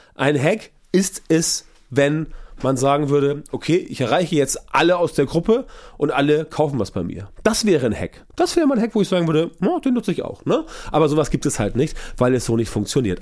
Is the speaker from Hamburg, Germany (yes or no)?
yes; Hamburg, Germany; ich komme aus Hamburg und für uns im Norden ist alles südlich der Elbe, Süddeutschland.